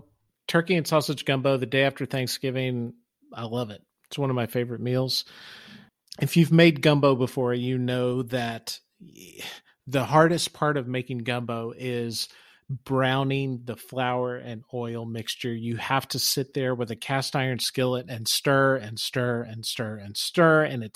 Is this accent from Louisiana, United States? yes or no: yes; Louisiana, United States; So you guys both know I'm from South Louisiana.